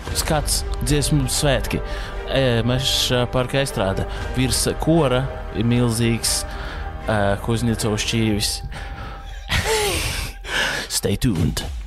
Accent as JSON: {"language": "Latvian", "country": "Latvia", "said": "Es esmu latvietis"}